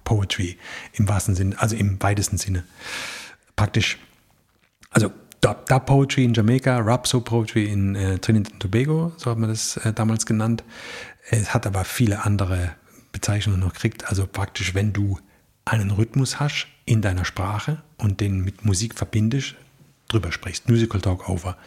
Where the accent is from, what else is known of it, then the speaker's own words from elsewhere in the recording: Rhineland-Palatinate, Germany; accent: Palatine (Pfälzisch); in unserem Dialekt